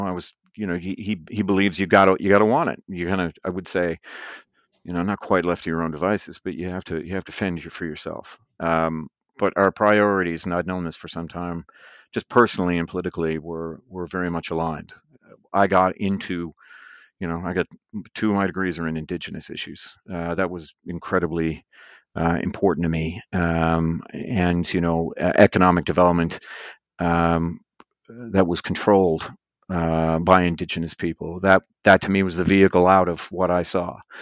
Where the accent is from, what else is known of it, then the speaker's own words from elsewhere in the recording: Newfoundland and Labrador, Canada; growing up in Labrador